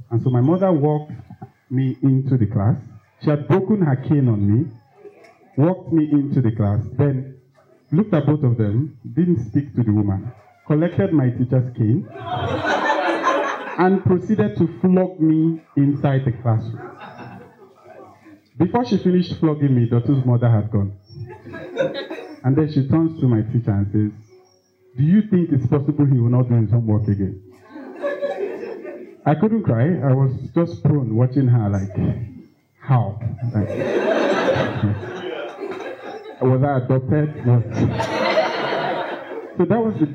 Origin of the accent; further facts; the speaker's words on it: Lagos, Nigeria; I grew up in Lagos, in Fesa